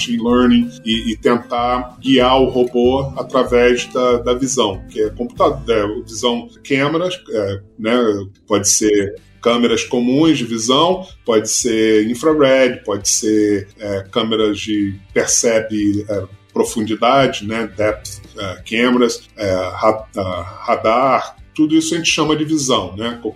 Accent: Rio de Janeiro, Brazil; É, tá certo nasci no Rio, tá. não vou dizer quando, mas já tem bastante tempo.

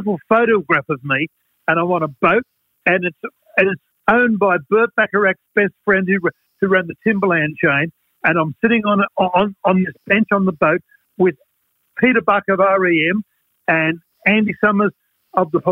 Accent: Australia; from Australia

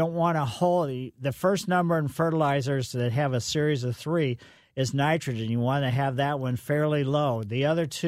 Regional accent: Ellisville, Missouri, United States; I grew up in Ellisville

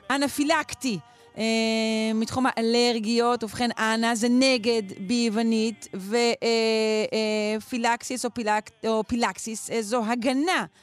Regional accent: Israel; אנחנו ישראלים, אנחנו אנשים חמים.

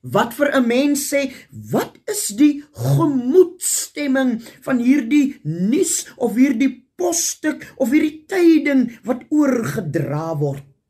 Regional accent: South Africa

